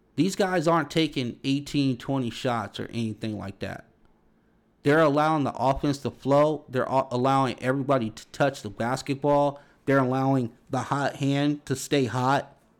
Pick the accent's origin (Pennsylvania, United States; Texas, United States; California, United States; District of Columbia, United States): California, United States; Los Angeles; I grew up around Big East basketball, you know, even out here on the West Coast